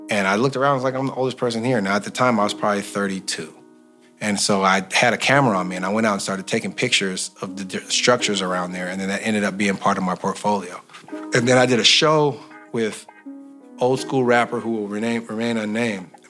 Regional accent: Oakland, California, United States; we're men from East Oakland who grew up in the worst era of the most dangerous era of East Oakland.

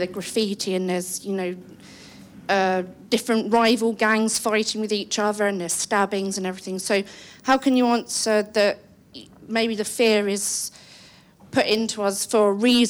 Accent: England, United Kingdom; now in London, United Kingdom; I am a English white woman

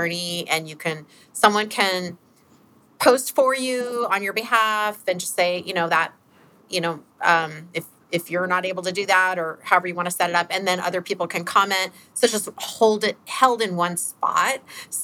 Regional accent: Alaska, United States; we grew up in Alaska

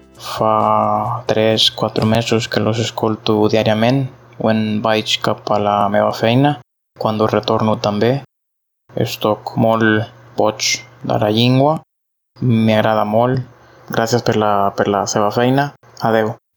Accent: El Salvador; first language Spanish; Catalan is a second language; sóc del Salvador, estic aprenent català

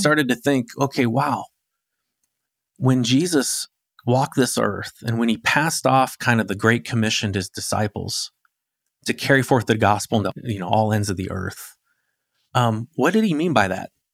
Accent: Arizona, United States; I grew up in Arizona

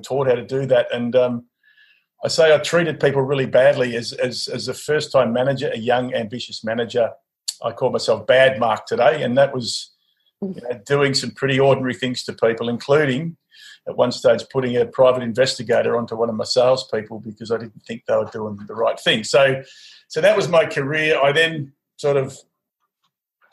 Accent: Mildura, Victoria, Australia; I grew up in Mildura

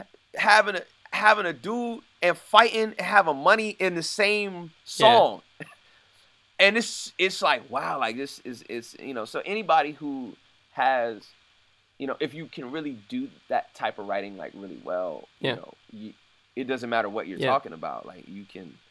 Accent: United States; me being American and me, you know, being African American

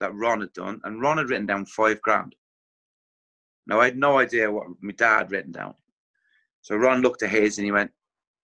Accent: Ireland; moved away; obviously being Irish as well

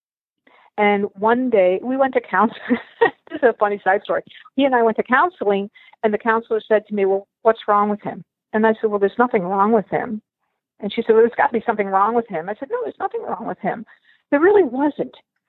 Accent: Buffalo, New York, United States; moved away as an adult; also born or lived in Dublin, Ireland / Long Island, New York; now in Michigan, United States; I was born in Dublin, Ireland, and adopted into a family in Buffalo, New York. I grew up in Buffalo.

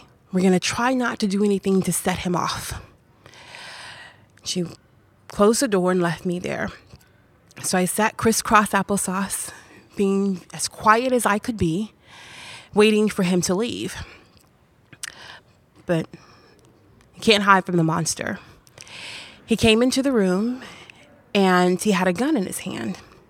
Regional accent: Macon, Georgia, United States; born there; I was born in Macon, Georgia.

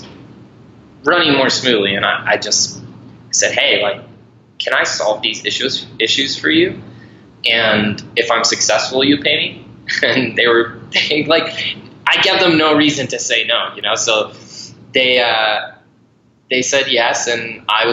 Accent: Ireland; also born or lived in Montana, United States; I was born in Montana and raised in Ireland since I was 7

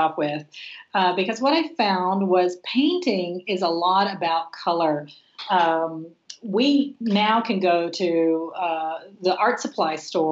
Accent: Texas, United States; now in Los Angeles, United States; growing up in Texas with my dad

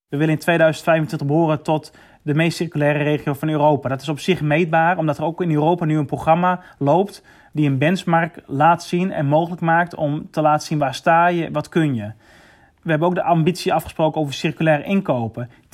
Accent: Netherlands

